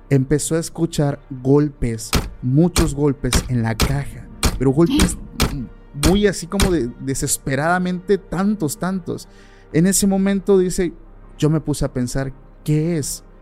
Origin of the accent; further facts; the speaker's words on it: Oaxaca, Mexico; porque yo soy del estado de Oaxaca